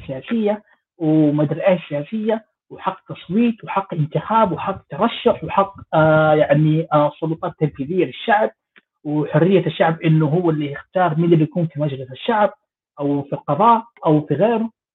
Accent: Jeddah, Makkah Province, Saudi Arabia; moved away; أنا من جدة

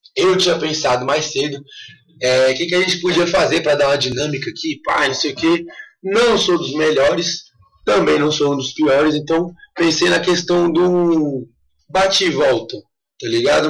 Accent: Brasília, Federal District, Brazil; now in Chapada dos Veadeiros, Brazil; que sou de Brasília

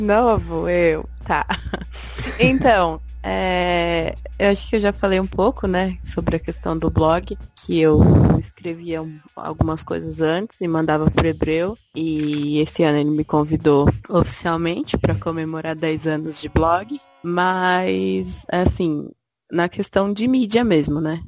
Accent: interior of São Paulo, Brazil; eu sou sou do interior de São Paulo

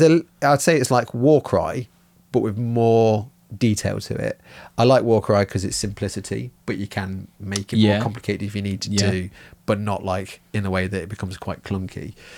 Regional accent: Germany; born there; Yeah, I was born in Germany, yeah, and spoke German as a child.

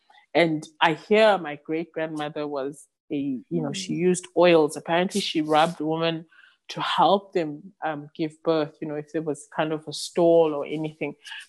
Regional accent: South Africa; first language Xhosa; English is a second language; the term I use is, I can only think of it in isiXhosa, which is my mother tongue.

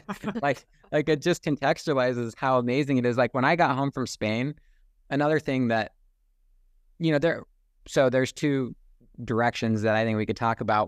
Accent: United States; also born or lived in Saint George, Utah; growing up on American independence and being, having that deeply instilled within me as a child

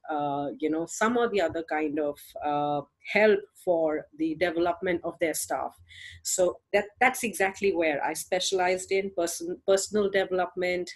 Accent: India; I'm from India, and I'm a single mom, and I live here with my parents

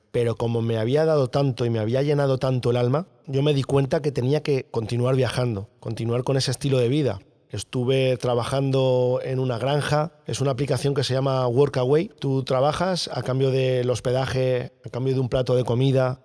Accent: La Alcarria, Guadalajara, Castilla-La Mancha, Spain; also born or lived in Alcalá de Henares; nací en Alcalá de Henares y me crié en un pueblo de la Alcarria, en Guadalajara

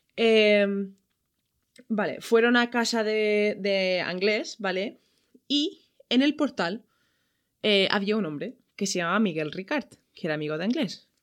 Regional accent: Ireland; now in Valencia, Spain; yo soy de Irlanda

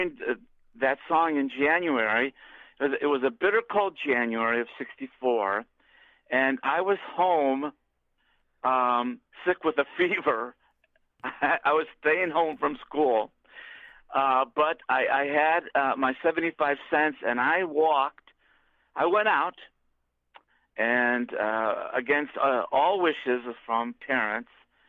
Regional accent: Oak Park, Illinois, United States; also born or lived in West Orange, New Jersey; I was raised in Oak Park, Illinois, a suburb of Chicago, and spent most of my life here

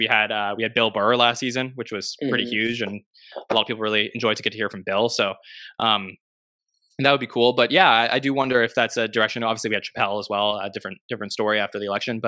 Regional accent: Canada; I'm from Canada

